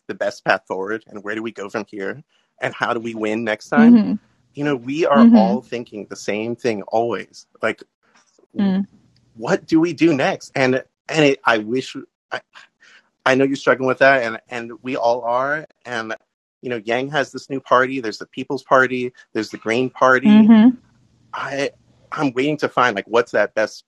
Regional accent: California, United States; I'm from California

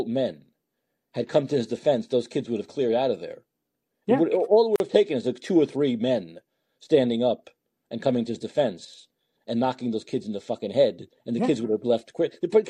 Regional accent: New York City, New York, United States; I was growing up in Brooklyn, New York, almost every store owner I knew had a gun.

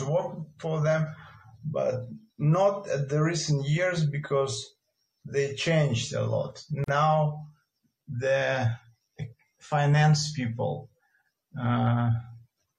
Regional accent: Russia; also born or lived in Moscow; maybe I'm from Russia. I live in Moscow.

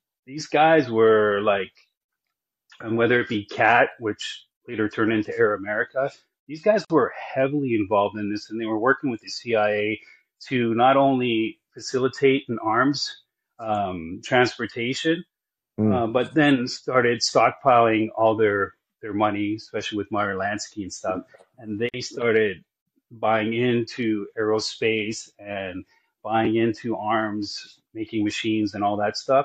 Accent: British Columbia, Canada; I'm from British Columbia

